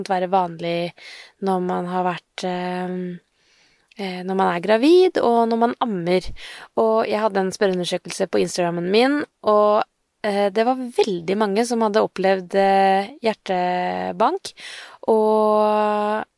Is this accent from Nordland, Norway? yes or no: no; Sarpsborg, Østfold, Norway; jeg er fra Sarpsborg